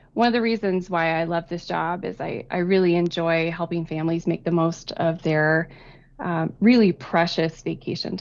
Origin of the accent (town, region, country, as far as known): Kansas, United States; born or raised there